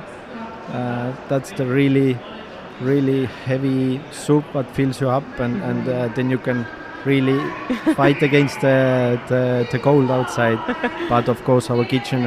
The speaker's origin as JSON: {"language": "English", "region": "Saare County", "country": "Estonia", "tie": "born or raised there", "second_language": "English", "said": "I grew up, I come from in the biggest island in Estonia called Saaremaa"}